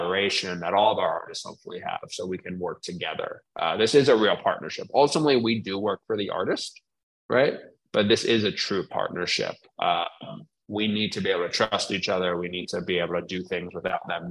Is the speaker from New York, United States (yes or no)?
yes; New York, United States; now in Philadelphia, United States; I'm from New York